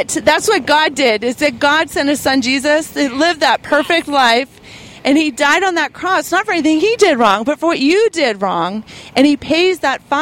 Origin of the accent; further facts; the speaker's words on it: Pittsburgh, Pennsylvania, United States; moved away; also born or lived in Seattle; I am from Pittsburgh